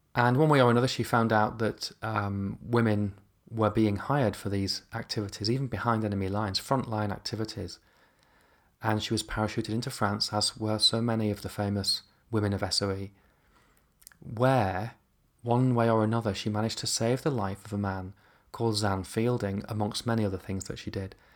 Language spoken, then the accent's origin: English; near York, Yorkshire and the Humber, United Kingdom; moved away; I grew up near York.